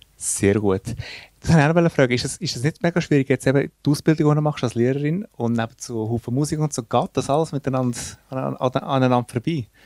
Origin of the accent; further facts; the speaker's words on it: Switzerland; wir kommen aus der Schweiz